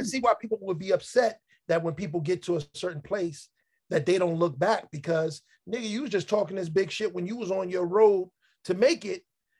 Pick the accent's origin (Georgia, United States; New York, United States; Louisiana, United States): New York, United States; New York City; as a New Yorker